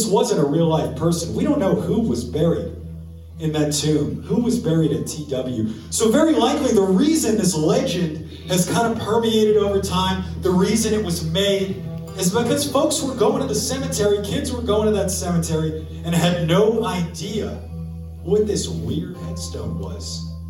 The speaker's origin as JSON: {"language": "English", "town": "New Orleans", "region": "Louisiana", "country": "United States", "said": "We're from New Orleans."}